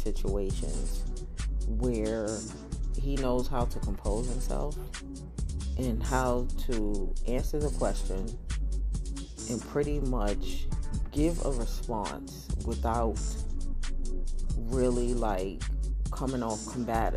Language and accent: English; United States; I'm American